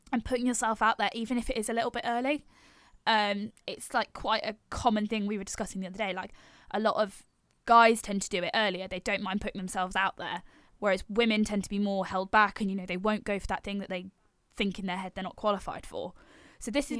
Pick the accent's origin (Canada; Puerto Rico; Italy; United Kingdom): United Kingdom; Yorkshire and the Humber; I'm originally from North Yorkshire